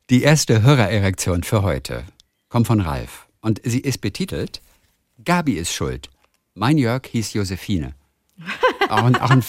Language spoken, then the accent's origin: German; Saxony, Germany; moved away as an adult; now in Middle Franconia, Germany; Meine Heimat ist die schöne sächsische Schweiz, wo ich geboren und aufgewachsen bin. Vor nunmehr 15 Jahren bin ich nach Mittelfranken gezogen